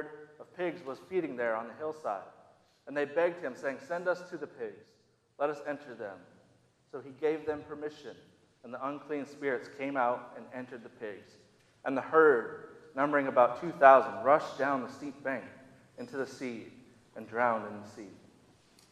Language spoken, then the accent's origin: English; Minnesota, United States; now in Southern United States; I grew up in the Midwest, more specifically in Minnesota